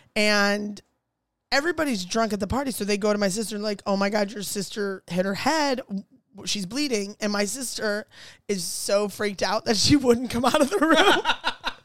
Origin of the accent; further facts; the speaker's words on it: Ohio, United States; moved away; I'm from Ohio